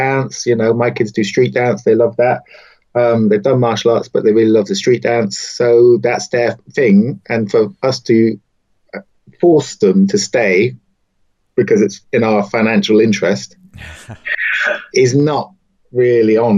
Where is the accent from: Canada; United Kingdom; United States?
United Kingdom; the Southwest, South West England; moved away; I'm originally from the Southwest